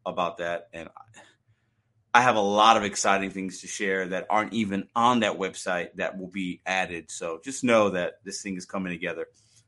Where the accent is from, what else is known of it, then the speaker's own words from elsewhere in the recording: Chicago, Illinois, United States; I'm from Chicago.